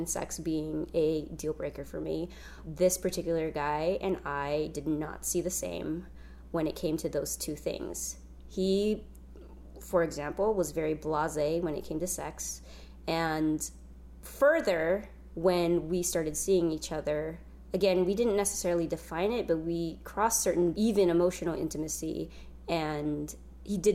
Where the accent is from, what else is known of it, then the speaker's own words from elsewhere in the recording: San Jose, California, United States; now in Los Angeles, United States; San Francisco, where I was raised in the Bay Area in San Jose